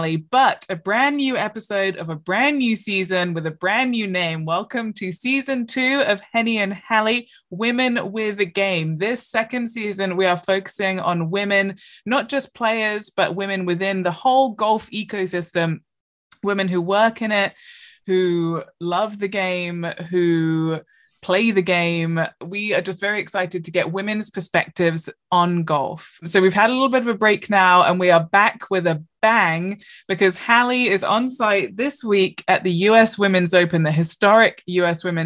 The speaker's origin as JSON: {"language": "English", "region": "England", "country": "United Kingdom", "tie": "born or raised there", "said": "growing up in England"}